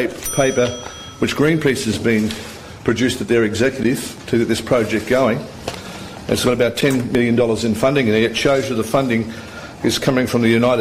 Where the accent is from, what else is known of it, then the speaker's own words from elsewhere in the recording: Australia; I'm first an Australian. I'm not an American.